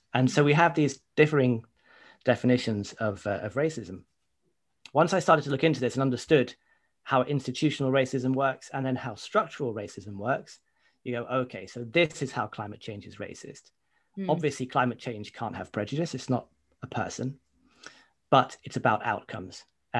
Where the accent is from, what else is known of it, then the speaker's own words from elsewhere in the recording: United Kingdom; certainly growing up in Britain, are that racism is about personal prejudice. So, you know, if I go out into the street here in Luton